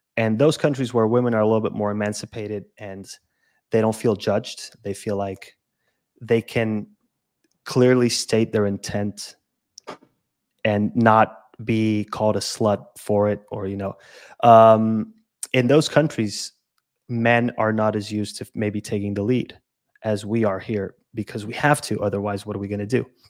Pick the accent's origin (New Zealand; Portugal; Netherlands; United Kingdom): Portugal; Lisbon; also born or lived in Madeira; I'm from Lisbon, but I lived in Madeira for two years